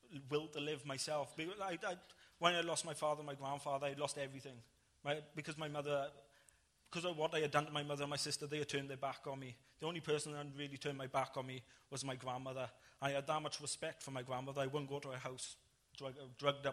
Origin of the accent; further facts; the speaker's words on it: Ebbw Vale, Wales, United Kingdom; I went back to my hometown, to Ebbw Vale